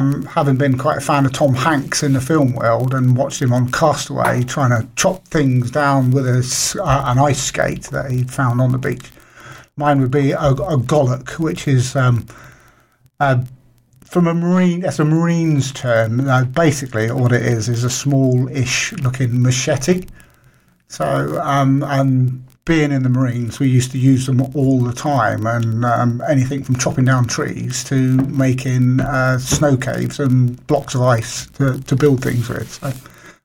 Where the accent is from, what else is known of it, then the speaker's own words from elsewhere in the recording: Isle of Wight, South East England, United Kingdom; growing up in the Isle of Wight